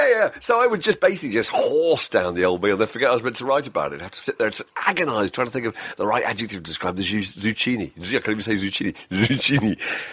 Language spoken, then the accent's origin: English; South East England, United Kingdom; I wouldn't tell from my accent, but I'm from Hampshire